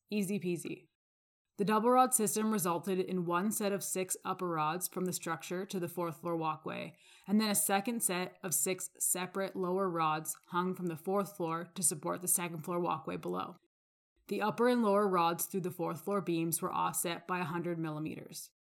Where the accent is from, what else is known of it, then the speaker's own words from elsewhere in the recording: Calgary, Alberta, Canada; I'm from Calgary, Alberta.